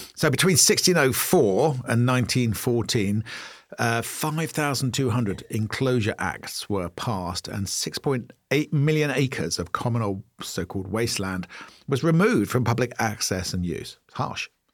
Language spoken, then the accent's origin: English; Maidenhead, South East England, United Kingdom; I grew up in Maidenhead